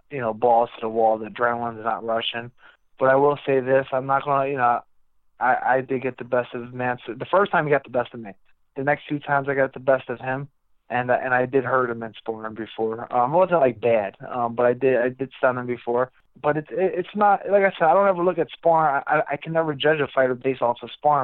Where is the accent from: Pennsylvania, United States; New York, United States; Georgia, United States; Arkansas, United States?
Pennsylvania, United States; Reading; my hometown of Reading, Pennsylvania